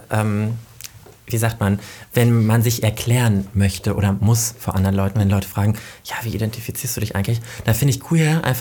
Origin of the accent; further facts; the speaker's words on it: Soest, North Rhine-Westphalia, Germany; Also ich komme ja ursprünglich aus Soest